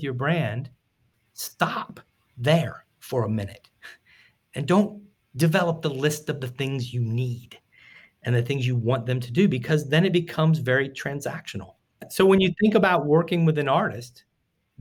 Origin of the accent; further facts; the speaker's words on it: Tampa, Florida, United States; I grew up in Tampa